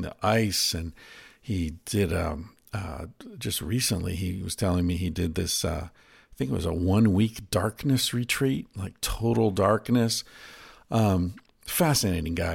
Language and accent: English; United States; I'm American